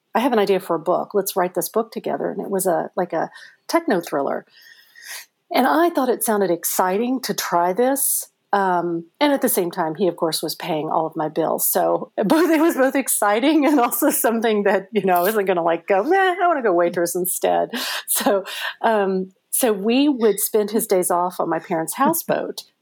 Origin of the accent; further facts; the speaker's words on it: Madisonville, Kentucky, United States; also born or lived in Cape Girardeau, Missouri / Parma, Missouri / Switzerland; I feel like I grew up in Kentucky